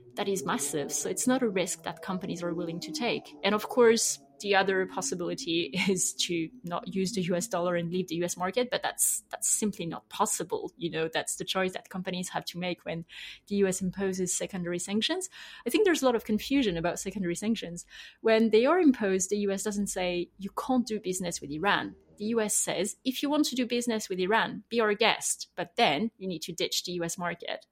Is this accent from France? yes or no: yes; France; accent: French; English is a second language; I'm, I'm French, as I will have heard from my accent